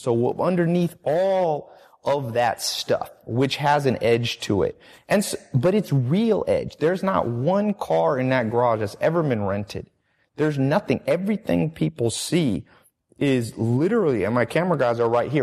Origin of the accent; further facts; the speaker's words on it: Long Beach, California, United States; also born or lived in North Carolina / San Diego; I'm from Long Beach, ghetto part